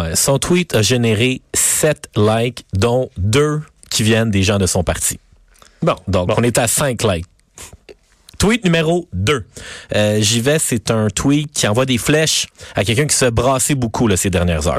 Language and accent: French; Quebec, Canada; en tant que Québécois